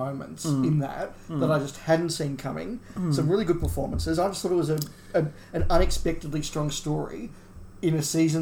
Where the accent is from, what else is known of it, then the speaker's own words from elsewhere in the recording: Australia; as Australian fans